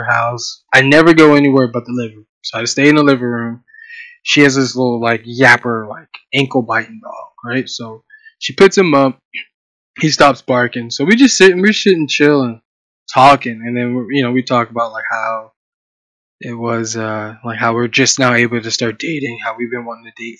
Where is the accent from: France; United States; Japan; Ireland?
United States; Columbus, Ohio; also born or lived in Pittsburgh, Pennsylvania; grew up from Pittsburgh, grew up in Ohio. So I did my middle school years and my high school years all in Ohio.